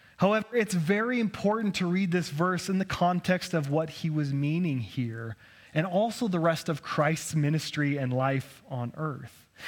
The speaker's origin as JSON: {"language": "English", "region": "Idaho", "country": "United States", "tie": "born or raised there", "said": "Being born and raised in Idaho"}